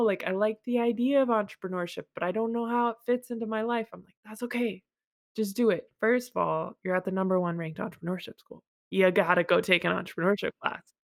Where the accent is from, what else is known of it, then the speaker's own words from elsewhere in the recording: Massachusetts, United States; moved away as an adult; also born or lived in San Francisco; now in Houston, United States; I had spent most of my life in Massachusetts